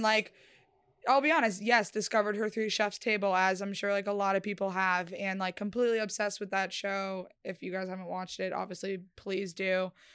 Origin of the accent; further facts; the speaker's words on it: Connecticut, United States; moved away; also born or lived in Florida; I'm from Connecticut, like, originally before Florida